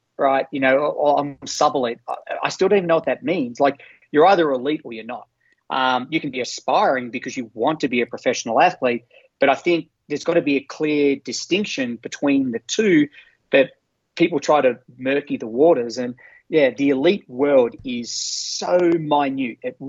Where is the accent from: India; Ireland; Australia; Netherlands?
Australia; moved away as an adult; now in United States; we're all Australians.